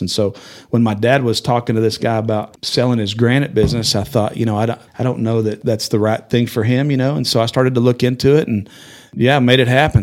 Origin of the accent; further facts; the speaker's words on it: Amarillo, Texas, United States; I was born in Amarillo, went to high school here, graduated high school